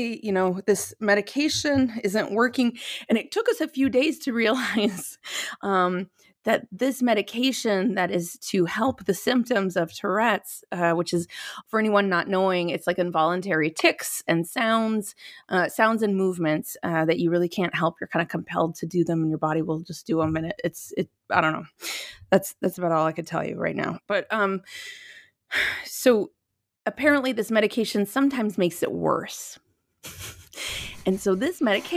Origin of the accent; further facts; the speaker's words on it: Minnesota, United States; also born or lived in New York City; now in Los Angeles, United States; I'm from Minnesota, and my mom is from Ohio